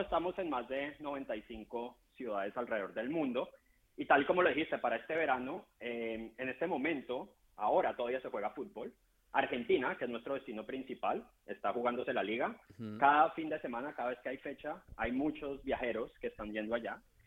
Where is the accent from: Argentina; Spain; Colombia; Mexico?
Colombia; yo soy colombiano y estoy más acostumbrado